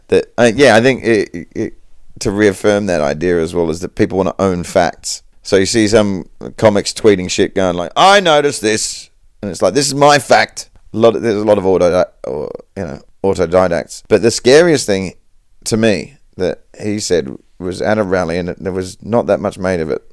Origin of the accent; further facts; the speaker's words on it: Perth, Western Australia, Australia; I was raised in Perth, Western Australia